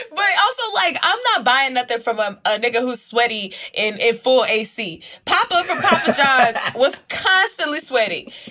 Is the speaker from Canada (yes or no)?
yes; Canada; now in United States; I'm like, I'm from Canada. Like, I cannot do a Canadian accent.